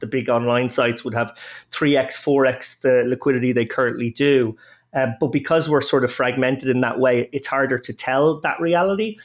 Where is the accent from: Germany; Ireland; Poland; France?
Ireland; Dublin, Leinster; I'm an Irishman, uh, born and reared in Dublin.